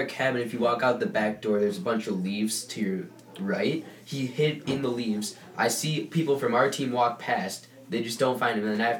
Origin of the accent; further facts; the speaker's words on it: Buffalo Grove, Illinois, United States; This is my fourth year here. I'm from Buffalo Grove.